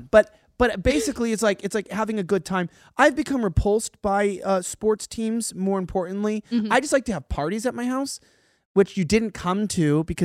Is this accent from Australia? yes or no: yes; Australia; as an Aussie.